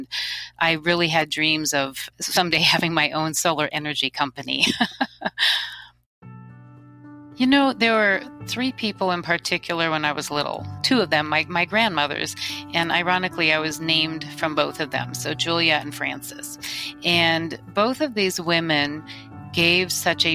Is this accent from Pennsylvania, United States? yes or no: no; Michigan, United States; I was born and raised in Michigan